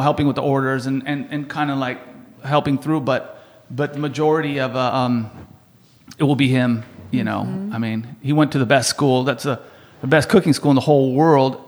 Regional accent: San Diego, California, United States; grew up in San Diego, um, in Spring Valley, which is about 15 minutes from the border

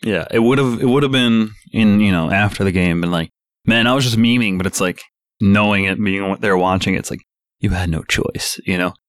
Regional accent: Ireland; I'm Irish myself

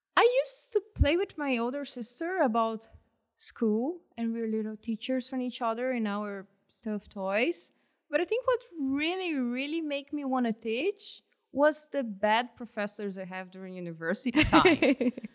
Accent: Brazil; English is a second language; moved away as an adult; now in Canada; I'm from a tropical country

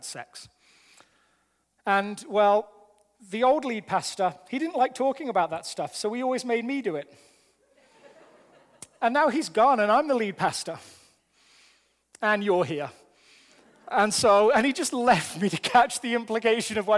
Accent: England, United Kingdom; now in Colorado, United States; I'm an Englishman living in America

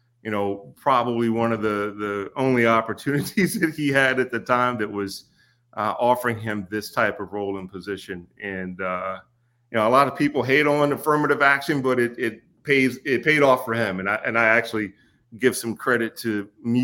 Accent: Glasgow, Kentucky, United States; I was born and raised in Kentucky, graduated from high school there

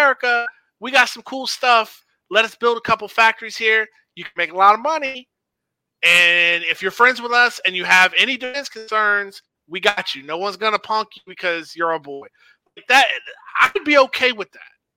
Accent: United States; I as an American

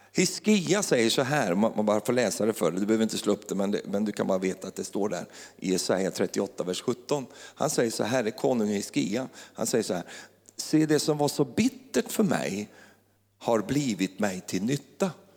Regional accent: Finnerödja, Örebro County, Sweden; moved away; då kommer jag från lilla Finnerödja.

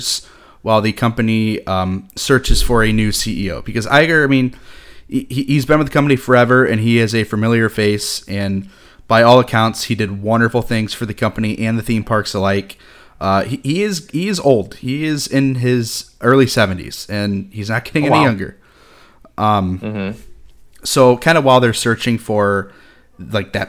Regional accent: Walt Disney World area, Florida, United States; if I looked out my window in 18 minutes, I could watch Epcot fireworks

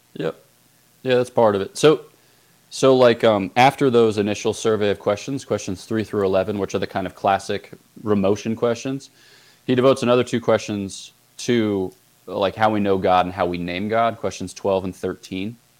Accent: Newtown, Pennsylvania, United States; moved away as an adult; also born or lived in Ohio; I was born in or outside of Newtown, Pennsylvania, which is in southeastern Pennsylvania, just across the river from Trenton, New Jersey. And um, yeah, I grew up in a kind of normal Catholic household

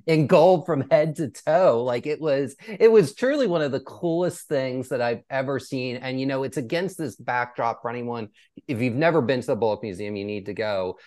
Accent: East Coast, United States; now in Texas, United States; I grew up on the East Coast

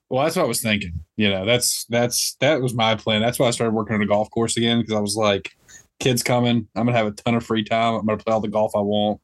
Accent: Olive Branch, Mississippi, United States; born or raised there; also born or lived in Memphis, Tennessee

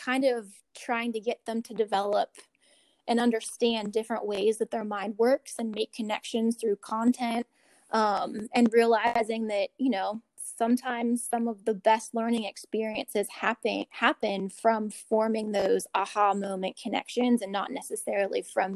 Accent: Pittsburgh, Pennsylvania, United States; moved away as an adult; now in Richmond, United States; I'm not from Virginia. I'm not from Richmond. I'm from Pittsburgh, Pennsylvania

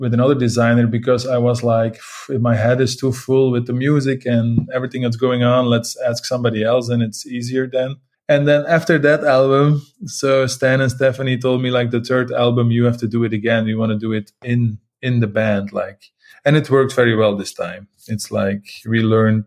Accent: Leuven region, Flanders, Belgium; moved away as an adult; now in Ghent, Belgium; my parents live like 30 minutes from Leuven. So it's all, we're all from the Leuven scene

